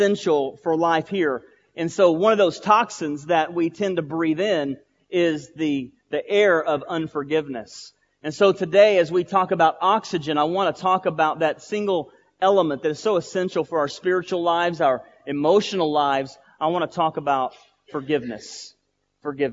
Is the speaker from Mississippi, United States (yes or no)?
no; Boyd, Texas, United States; I was at Trinity Baptist Church in Boyd, Texas. That's my hometown